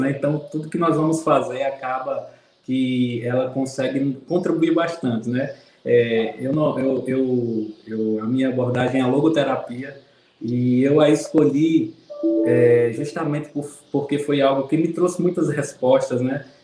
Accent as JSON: {"language": "Portuguese", "town": "Campina Grande", "region": "Paraíba", "country": "Brazil", "said": "sou aqui de Campina Grande, Paraíba. Tenho 38 anos."}